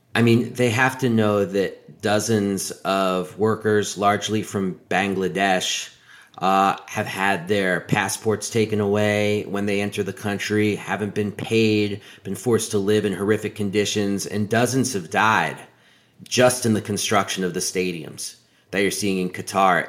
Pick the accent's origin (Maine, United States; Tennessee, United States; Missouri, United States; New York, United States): New York, United States; New York City; I grew up in New York City of the nineteen eighties